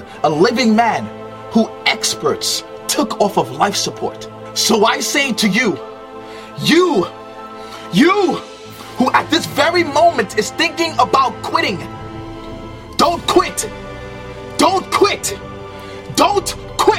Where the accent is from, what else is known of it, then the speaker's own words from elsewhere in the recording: New York City, New York, United States; also born or lived in Trinidad; I was born in Trinidad but raised in Brooklyn, New York